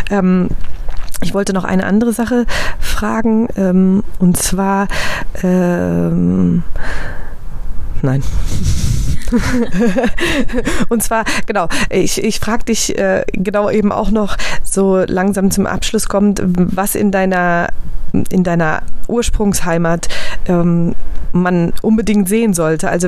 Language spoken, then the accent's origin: German; Germany; kann ich überall hingehen als Deutsche auch ohne Kopftuch.